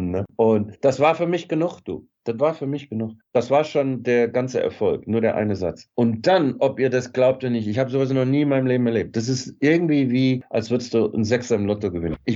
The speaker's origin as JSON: {"language": "German", "country": "Germany", "said": "ich komme aus Deutschland, ich will auch Schauspieler sein"}